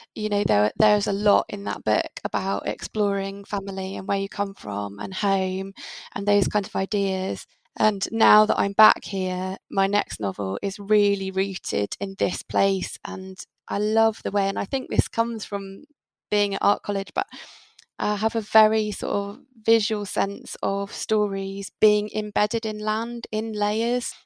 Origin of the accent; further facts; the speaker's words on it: United Kingdom; now in Devon, United Kingdom; As British people